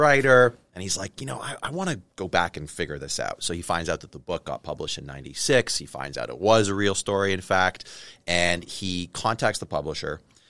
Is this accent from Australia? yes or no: no; Canada; I'm Canadian.